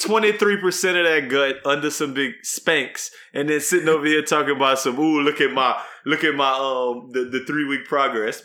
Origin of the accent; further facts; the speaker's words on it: Texas, United States; as a Texan